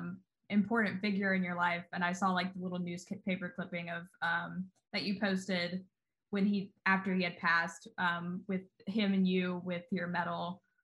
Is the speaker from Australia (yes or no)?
no; Ireland; accent: Irish; My Irish accent would absolutely just be terrible. I wouldn't even try.